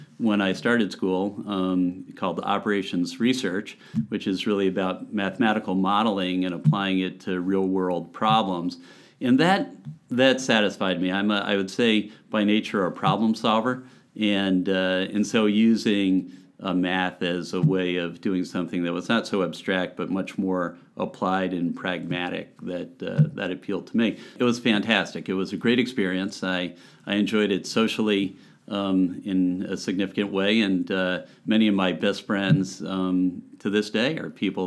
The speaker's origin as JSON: {"language": "English", "town": "Hamden", "region": "Connecticut", "country": "United States", "tie": "born or raised there", "also_born_or_lived": "Seattle, Washington / Ithaca, New York", "said": "I grew up in Hamden"}